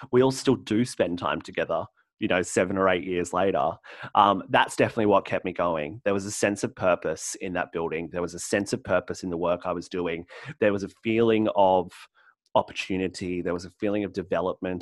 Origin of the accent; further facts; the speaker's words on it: Central Coast, New South Wales, Australia; the Central Coast, in my hometown